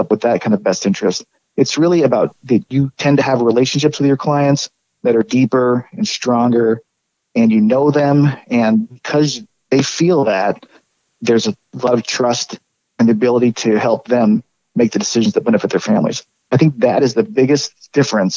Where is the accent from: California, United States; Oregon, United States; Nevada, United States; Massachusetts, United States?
Oregon, United States; moved away as an adult; also born or lived in Midwest / Arizona; I grew up in Oregon, went to school in the Midwest, and lived in the southern Arizona central Arizona for quite a while too. But it's coming back to Oregon after about 20 years of being away